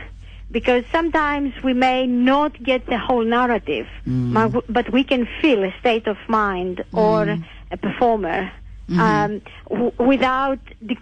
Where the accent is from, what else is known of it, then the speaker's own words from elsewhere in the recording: Greece; English is a second language; I'm Greek.